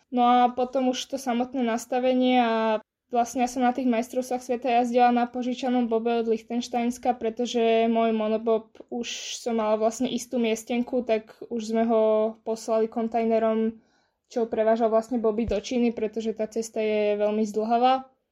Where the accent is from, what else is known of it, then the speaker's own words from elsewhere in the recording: Bratislava, Bratislava Region, Slovakia; som bola dva týždne v Prahe a dva týždne doma v Bratislave.